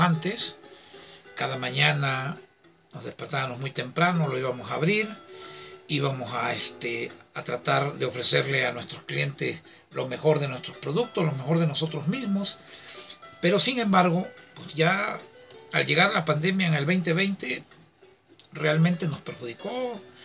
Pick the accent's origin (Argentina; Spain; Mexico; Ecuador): Mexico; southern Veracruz; soy del sur de Veracruz, que Veracruz, muy orgullosamente